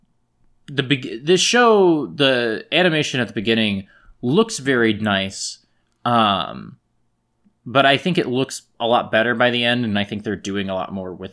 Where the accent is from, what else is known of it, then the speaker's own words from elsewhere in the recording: Lawrence, Kansas, United States; my hometown of Lawrence, Kansas